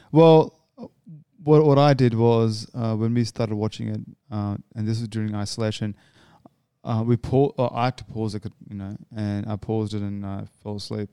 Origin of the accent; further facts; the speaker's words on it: Australia; I'm an Australian